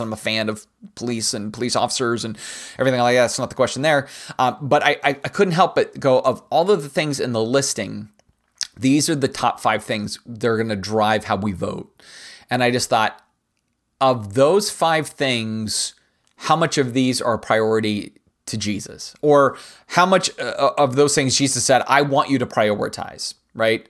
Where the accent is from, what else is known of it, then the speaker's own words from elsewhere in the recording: United States; It's the best part about being an American